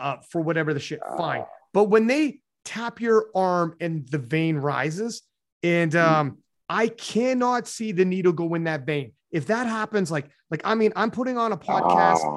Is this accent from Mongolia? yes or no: no; South Africa; I'm a South African